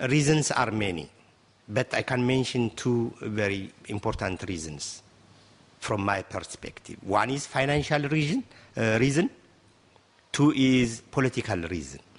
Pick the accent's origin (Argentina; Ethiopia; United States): Ethiopia